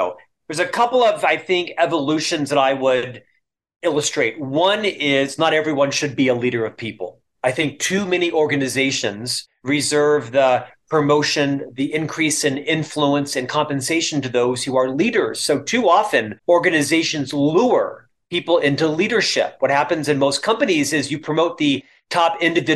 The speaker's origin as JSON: {"language": "English", "town": "Orlando", "region": "Florida", "country": "United States", "also_born_or_lived": "Provo, Utah", "moved": "as an adult", "lives_now": "Salt Lake City, United States", "said": "a single Catholic boy from Orlando, Florida"}